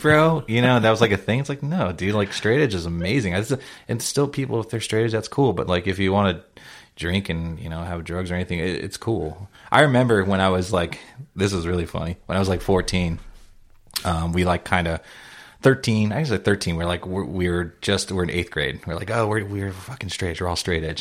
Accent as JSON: {"language": "English", "area": "South Bay", "region": "California", "country": "United States", "tie": "born or raised there", "said": "I grew up in the South Bay"}